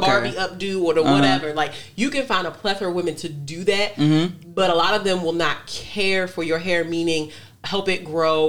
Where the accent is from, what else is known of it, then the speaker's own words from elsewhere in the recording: St. Mary's County, Maryland, United States; And so I'm from St. Mary's County.